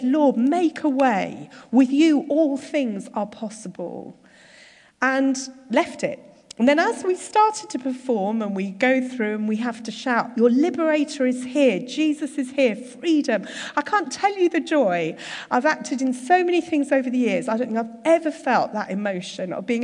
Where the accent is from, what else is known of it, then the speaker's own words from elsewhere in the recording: Surbiton, London, United Kingdom; moved away as an adult; also born or lived in Derby; I've lived a fairly sheltered life growing up in Surbiton